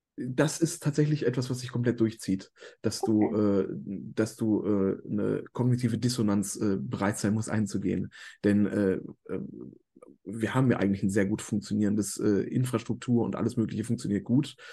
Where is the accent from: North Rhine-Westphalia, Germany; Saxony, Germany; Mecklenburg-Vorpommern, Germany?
North Rhine-Westphalia, Germany; Ruhr area; also born or lived in Hamburg; ich komme halt aus dem Ruhrgebiet